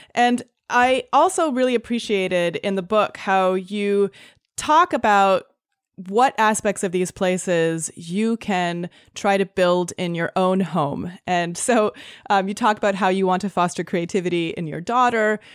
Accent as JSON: {"language": "English", "country": "Canada", "tie": "born or raised there", "also_born_or_lived": "Los Angeles / London", "moved": "yes", "lives_now": "San Francisco, United States", "said": "I grew up in Canada"}